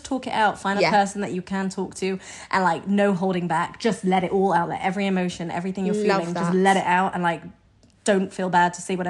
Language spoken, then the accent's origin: English; United Kingdom; we're British